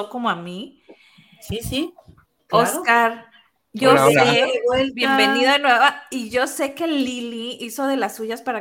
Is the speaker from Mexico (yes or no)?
yes; Sinaloa, Mexico; soy de Sinaloa